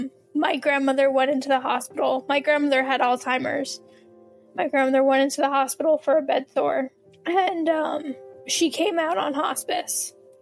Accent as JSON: {"language": "English", "region": "New Jersey", "country": "United States", "tie": "born or raised there", "said": "I'm 30 years old, born and bred in Jersey."}